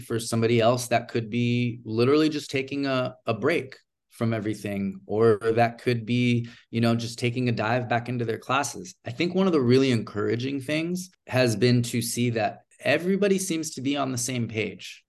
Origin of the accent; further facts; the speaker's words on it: Bay Area, Silicon Valley, California, United States; also born or lived in Los Angeles, United States; I'm originally from, from, uh, from the Bay Area here in California, uh, Silicon Valley specifically, but I am living and working in Hollywood right now.